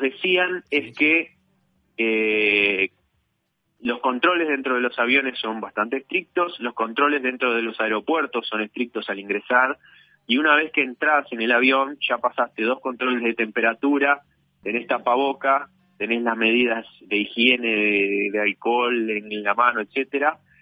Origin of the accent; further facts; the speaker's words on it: Uruguay; en mi país